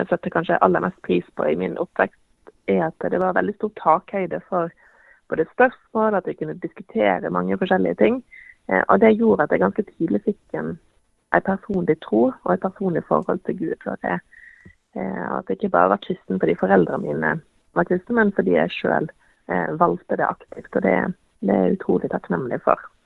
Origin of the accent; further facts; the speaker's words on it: Western Norway, Norway; now in Eastern Norway, Norway; Som, som vestlending så må jeg jo si at jeg savner veldig fjellene eh, her på Østlandet